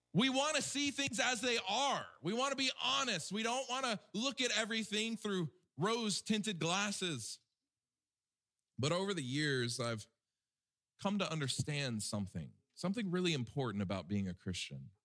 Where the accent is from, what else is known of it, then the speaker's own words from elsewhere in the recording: Alabama, United States; my home state of Alabama